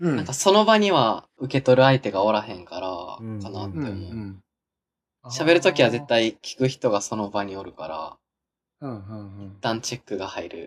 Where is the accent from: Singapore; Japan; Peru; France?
Japan; Kansai; accent: Kansai dialect; 僕、喋るとき関西弁やねんけど